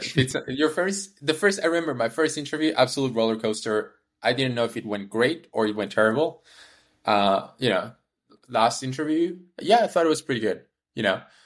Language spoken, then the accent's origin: English; Peru; moved away; also born or lived in Canada; I was born in Peru, moved to Canada, went to the University of Waterloo